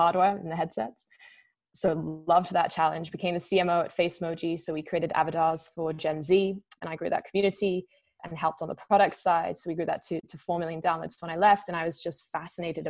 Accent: United Kingdom; moved away as an adult; also born or lived in Milan / London / Barcelona / Vancouver; I'm a Brit, and I was a young and hungry operator

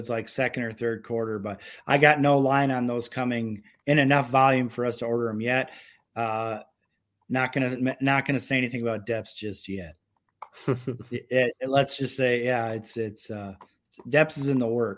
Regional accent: Syracuse, New York, United States; now in Minnesota, United States; I grew up in Syracuse, New York

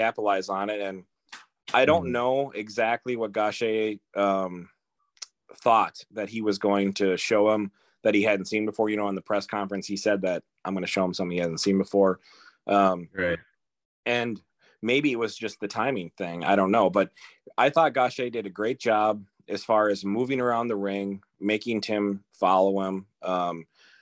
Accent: Minnesota, United States; as a Minnesotan

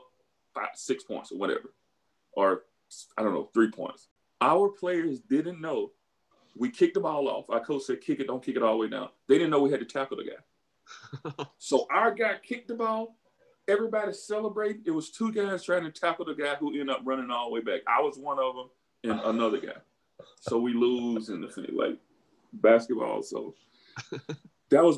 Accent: Beaumont, Mississippi, United States; moved away as an adult; When I was growing up, my town of Beaumont, Mississippi was about roughly 2,000 people

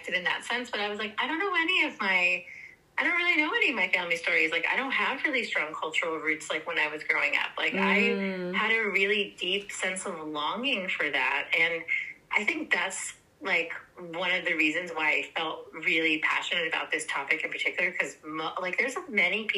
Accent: San Francisco Bay Area, California, United States; I was born and raised in San Francisco Bay Area, and I'm first-gen Latina. My parents are from Nicaragua

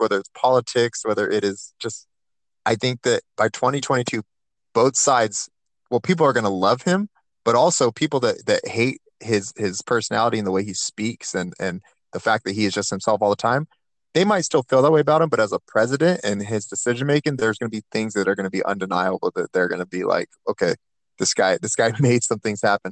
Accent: Turlock, California, United States; I grew up in the Central Valley, Turlock

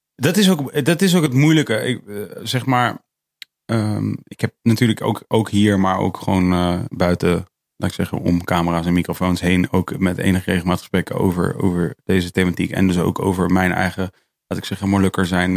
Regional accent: Netherlands; ik ben, ik ben dus hier opgegroeid

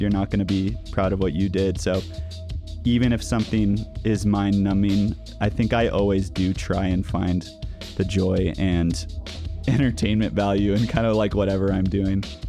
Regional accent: Napa Valley, California, United States; now in Denver, United States; I'm from the Napa Valley of California

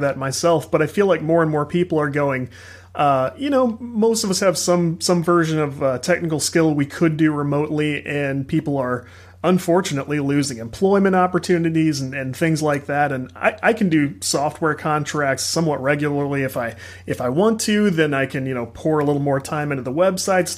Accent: Southern Illinois, United States; now in Missouri, United States; I grew up in Southern Illinois

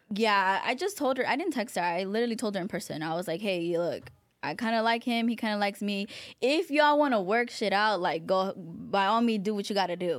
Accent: Palmdale, California, United States; also born or lived in Van Nuys, Los Angeles; we're from Van Nuys. We moved from Van Nuys to Palmdale

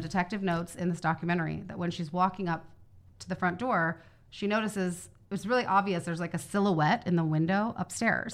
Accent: Kansas City, Missouri, United States; I'm from Kansas City.

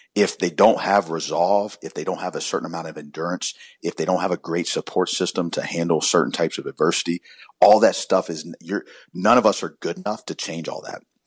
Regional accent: Columbia, South Carolina, United States; I grew up in South Carolina in Columbia

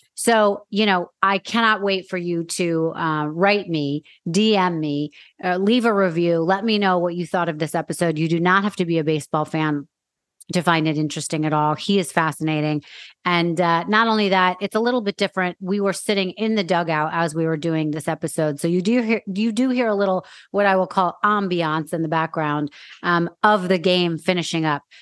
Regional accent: New York, United States; Growing up in New York, I feel like I've been watching Dwight Gooden my whole life.

